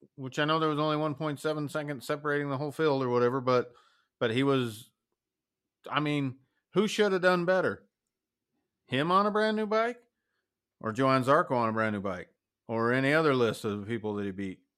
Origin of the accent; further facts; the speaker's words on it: United States; as an American